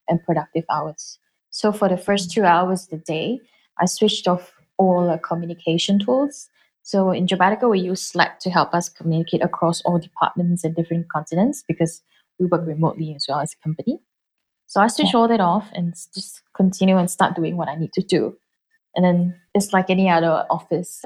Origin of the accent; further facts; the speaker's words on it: Singapore; as a Singaporean